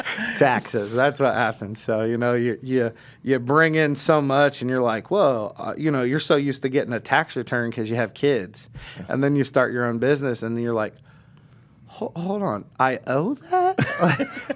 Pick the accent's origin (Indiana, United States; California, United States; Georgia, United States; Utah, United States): Indiana, United States; Indianapolis; also born or lived in Florida; I was born in Indianapolis and I was raised in Indianapolis